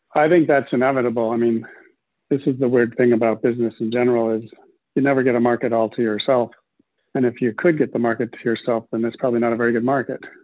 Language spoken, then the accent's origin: English; Minneapolis, Minnesota, United States; I was born and raised in Minneapolis